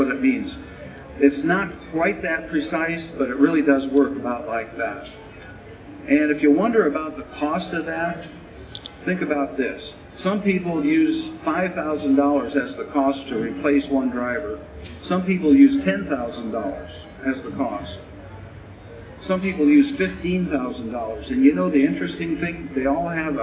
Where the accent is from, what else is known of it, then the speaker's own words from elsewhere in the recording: Colorado, United States; I'm from Colorado